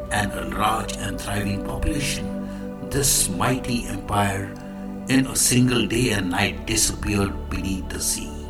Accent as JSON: {"language": "English", "country": "India", "said": "I am the Indian monk."}